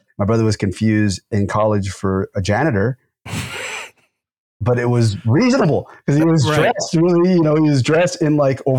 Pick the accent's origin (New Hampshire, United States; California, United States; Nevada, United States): California, United States; South San Gabriel; my brother and I grew up in South San Gabriel, which is a very kind of violent Latino gang area, right? Very, very poor.